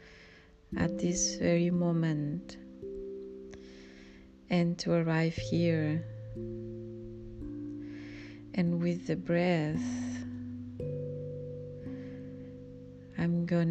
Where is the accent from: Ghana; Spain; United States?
Spain; English is a second language; now in Germany; I grew up in Spain, and I'm Spanish Filipina living in Germany.